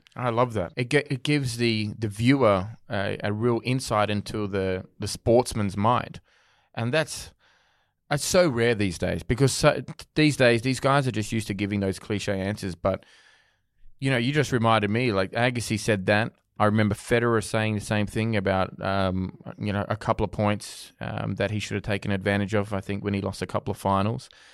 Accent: Australia; being Australian, growing up

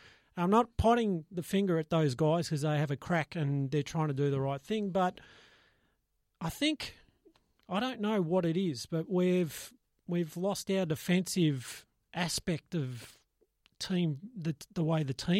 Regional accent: Australia; We're losing our culture with that shit. We're Australian.

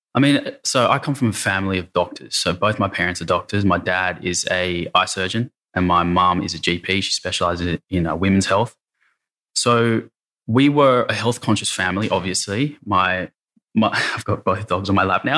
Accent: Sydney, New South Wales, Australia; grew up in the eastern suburbs of Sydney.

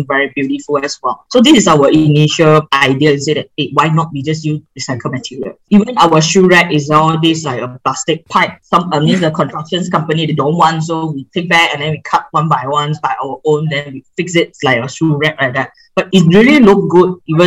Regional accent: Kuala Selangor, Selangor, Malaysia; moved away; this is my hometown

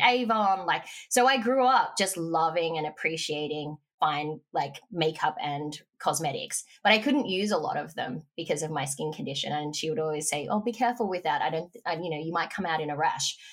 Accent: Mornington Peninsula, Victoria, Australia; moved away; also born or lived in Melbourne; I grew up on the Mornington Peninsula

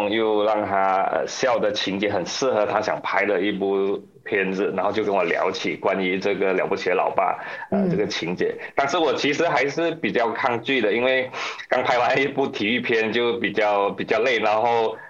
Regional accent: Malaysia; 我们马来西亚人还是有一点点优势，因为我们懂的语言相对可能比较多

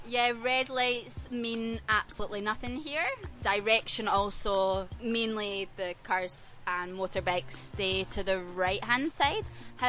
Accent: Scotland, United Kingdom; moved away as an adult; now in Hanoi, Vietnam; I'm from Scotland. So I'm teaching English in Hanoi at the moment. I've been here for about 3 months so far.

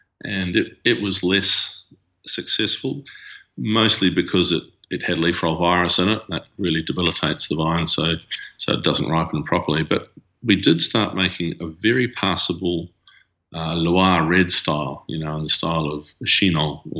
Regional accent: New Zealand; Another New Zealander.

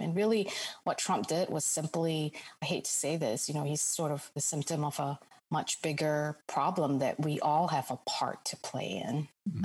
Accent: Singapore; moved away as an adult; also born or lived in Jakarta, Indonesia; now in United States; I spent really i would say most of my formative childhood growing up years all the way th- all, all the way through high school in singapore

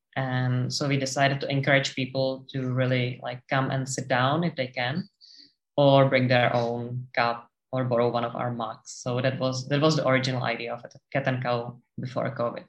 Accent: Czechia; moved away as an adult; now in Sydney, Australia; we are from the Czech Republic and the country is landlocked

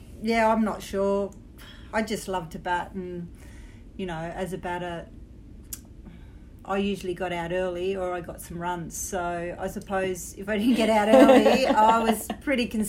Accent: Australia; being an Australian playing men's cricket and boys cricket all my life

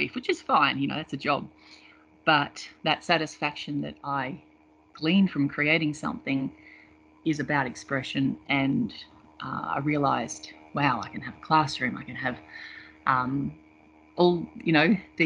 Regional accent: Melbourne, Victoria, Australia; I grew up in Melbourne, born and bred.

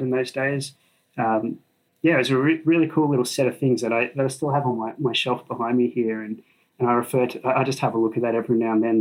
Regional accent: Sydney, New South Wales, Australia; I grew up in Sydney, so I went to Sydney University.

